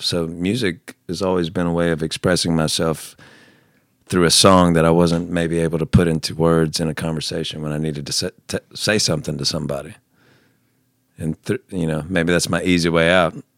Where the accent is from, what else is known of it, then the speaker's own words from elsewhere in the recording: the South, United States; I grew up in the South